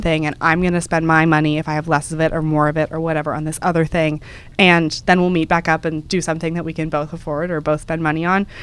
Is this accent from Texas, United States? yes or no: yes; Dallas, Texas, United States; moved away as an adult; now in New York, United States; Dallas, which is where we're from